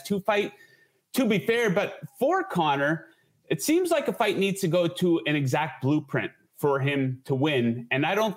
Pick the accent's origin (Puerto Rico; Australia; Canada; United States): Canada; I am Canadian